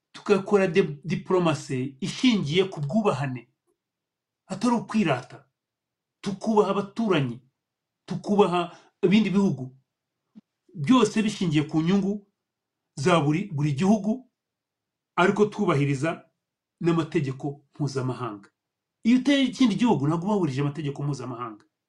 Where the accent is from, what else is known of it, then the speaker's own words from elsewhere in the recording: Rwanda; u rwanda rwacu ni rutoya